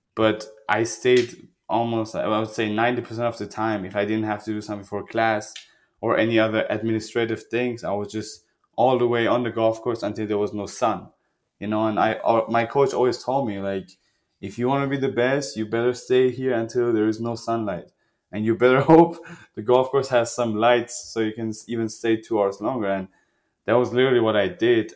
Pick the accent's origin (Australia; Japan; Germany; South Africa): Germany; also born or lived in Iran; I grew up in Germany. Like I was a refugee